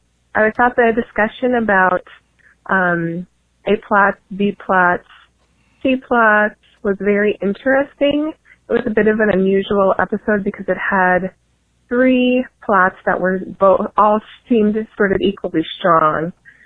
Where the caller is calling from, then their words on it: Illinois, United States; I'm from Illinois.